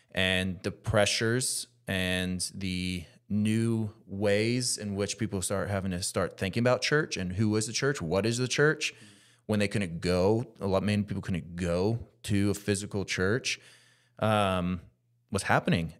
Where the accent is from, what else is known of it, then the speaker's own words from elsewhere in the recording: United States; me specifically being American